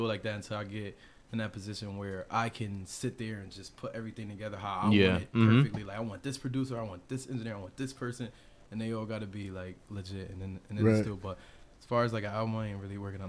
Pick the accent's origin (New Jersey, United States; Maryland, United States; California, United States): New Jersey, United States; Paterson; I'm from Paterson, New Jersey